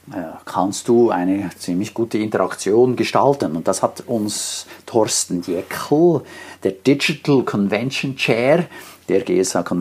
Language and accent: German; Switzerland; Und wenn du so willst, als Schweizer ist ja fast alles international.